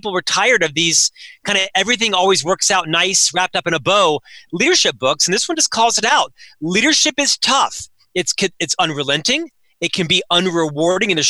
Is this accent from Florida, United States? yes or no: yes; Winter Park, Florida, United States; I was born and raised in Winter Park, Florida, a suburb of Orlando.